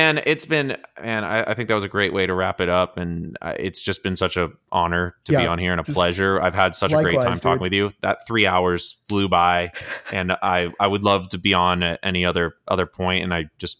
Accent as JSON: {"language": "English", "region": "the South", "country": "United States", "said": "I'm a Southerner. I love a lot of things about the South and my home"}